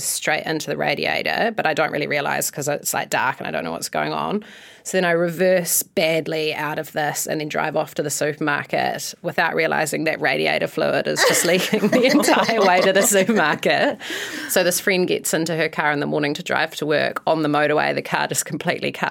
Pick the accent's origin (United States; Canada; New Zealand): New Zealand; Akaroa, Canterbury; also born or lived in Christchurch; I grew up in Akaroa and then got sent to school over in Christchurch